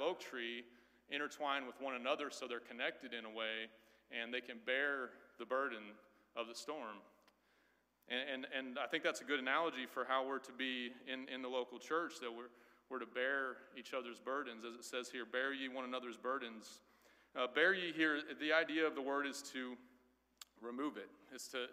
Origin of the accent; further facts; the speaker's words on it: Midwest, United States; also born or lived in Crestview, Florida; now in Florida, United States; I grew up in the Midwest